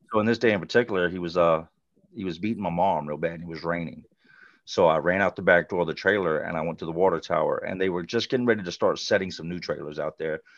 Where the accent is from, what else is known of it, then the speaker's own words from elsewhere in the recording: Charlotte, North Carolina, United States; now in Richmond, United States; I grew up in Charlotte